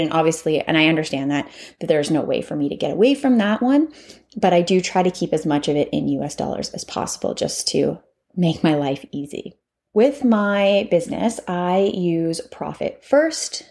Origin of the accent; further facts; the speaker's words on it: Canada; I'm Canadian